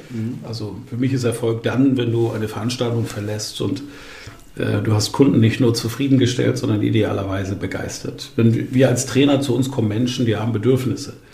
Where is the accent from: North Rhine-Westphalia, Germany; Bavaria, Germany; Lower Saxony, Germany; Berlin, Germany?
Bavaria, Germany; Bamberg; Ich moderiere seit vielen Jahren Volksfeste in, in Bamberg, in meiner Heimatstadt